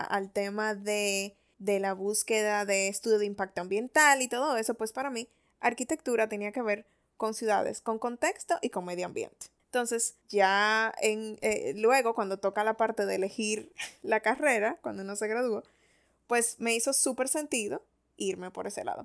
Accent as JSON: {"language": "Spanish", "town": "Santo Domingo", "region": "Distrito Nacional", "country": "Dominican Republic", "tie": "born or raised there", "said": "yo no nací en Punta Cana, yo nací en Santo Domingo. Y eso me da como un contexto más de ciudad"}